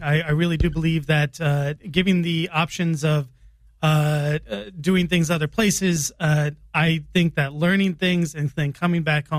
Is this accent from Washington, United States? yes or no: no; Springfield, Illinois, United States; moved away as an adult; also born or lived in Kenya / Namibia; Born and raised in Springfield, Illinois.